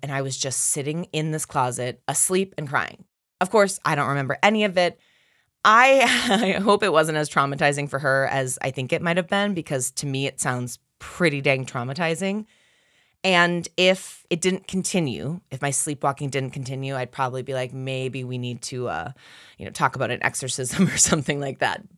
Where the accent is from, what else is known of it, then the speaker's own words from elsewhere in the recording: Minneapolis, Minnesota, United States; I'm from Minneapolis, Minnesota